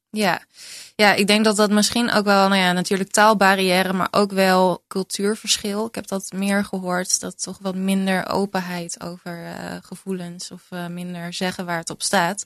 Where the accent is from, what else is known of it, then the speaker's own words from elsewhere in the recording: Utrecht, Netherlands; uit Utrecht, waar ik vandaan kom